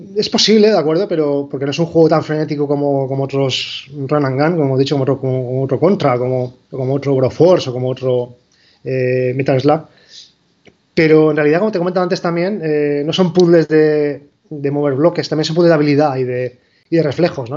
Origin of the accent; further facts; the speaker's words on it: Spain; moved away as an adult; somos de aquí. Bueno, somos un equipo español.